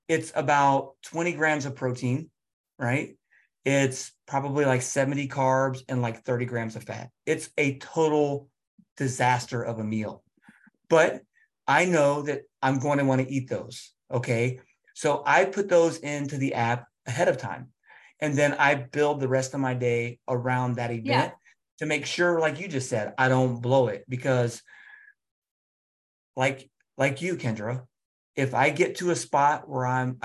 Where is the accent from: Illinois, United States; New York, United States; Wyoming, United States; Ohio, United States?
Ohio, United States; Cincinnati; I'm from Cincinnati